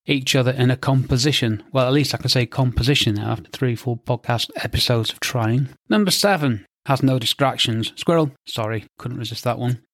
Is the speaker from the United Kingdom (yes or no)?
yes; England, United Kingdom; I'm English